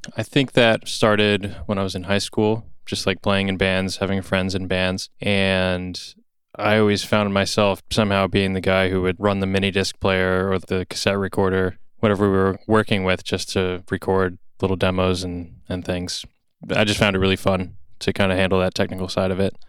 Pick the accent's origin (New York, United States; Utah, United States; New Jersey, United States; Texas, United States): New Jersey, United States; Roxbury; I grew up in North Jersey, a town called Roxbury